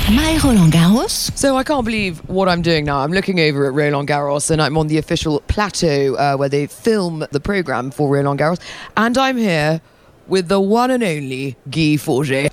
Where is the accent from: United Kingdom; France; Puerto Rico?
France; Paris, Île-de-France; I'm from Paris